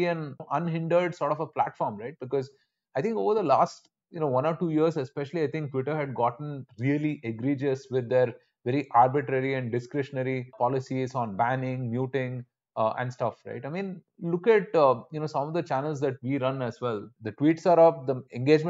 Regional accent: India

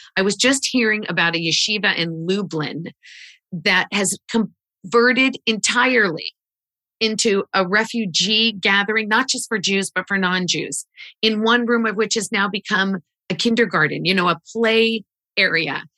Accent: Wichita, Kansas, United States; moved away; I grew up in Wichita, Kansas

